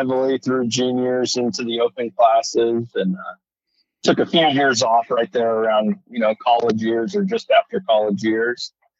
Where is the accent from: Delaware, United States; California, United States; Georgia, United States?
California, United States; Salinas; I grew up in Salinas, California.